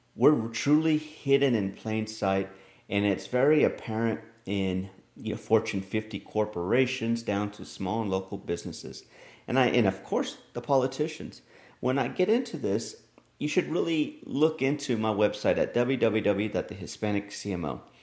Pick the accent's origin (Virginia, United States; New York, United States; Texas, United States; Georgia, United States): Texas, United States; my home state of Texas